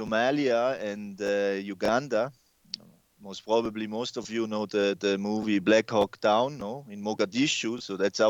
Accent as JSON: {"language": "English", "country": "Switzerland", "tie": "born or raised there", "accent": "mix", "said": "Yeah, no, definitely my accent is a big mix-up, I would say. I grew up in Switzerland, I had then several stations all over the world. Mm-hmm. I'm also Italian, so Swiss-Italian, so they're already a mixture."}